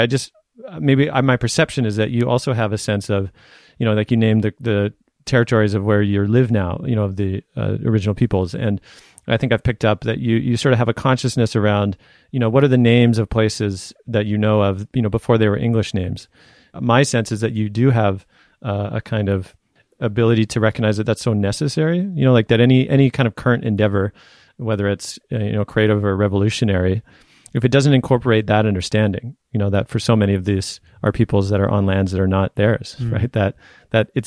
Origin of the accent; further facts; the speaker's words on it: Canada; I was born in Canada, of course, you know, it wasn't that long ago that my people were not in this land